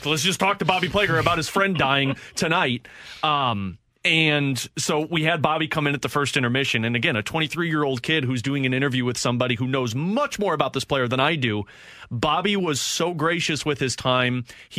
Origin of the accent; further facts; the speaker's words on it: St. Louis, Missouri, United States; I was a 23-year-old kid at this time. Like, this is big time. Like, I grew up in St. Louis.